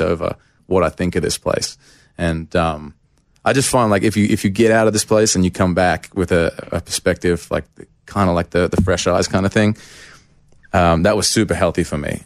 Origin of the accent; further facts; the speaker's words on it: Australia; moved away as an adult; now in Nashville, United States; I went back to Australia um, for a month at Christmas. And just, like, I went to my hometown